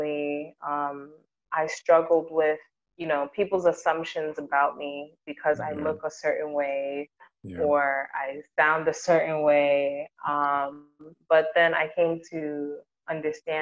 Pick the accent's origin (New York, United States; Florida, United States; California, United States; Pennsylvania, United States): New York, United States; moved away as an adult; now in Ghana; being a New Yorker